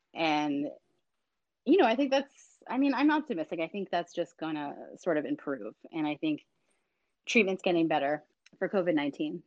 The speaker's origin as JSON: {"language": "English", "town": "Boston", "region": "Massachusetts", "country": "United States", "tie": "born or raised there", "said": "my hometown of Boston"}